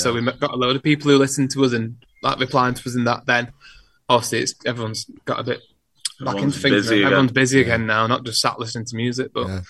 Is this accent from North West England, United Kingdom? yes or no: yes; Wigan, North West England, United Kingdom; now in Wigan, United Kingdom; Because I'm from Wigan.